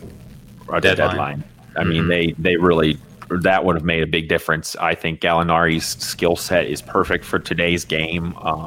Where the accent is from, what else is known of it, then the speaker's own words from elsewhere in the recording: Indianapolis, Indiana, United States; I'm from Indianapolis.